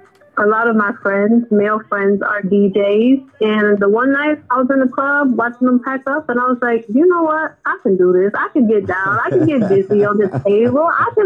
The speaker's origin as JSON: {"language": "English", "town": "Cleveland", "region": "Ohio", "country": "United States", "tie": "born or raised there", "said": "growing up in Cleveland is amazing. It's different. You know, we all got the struggles, but the city is dope."}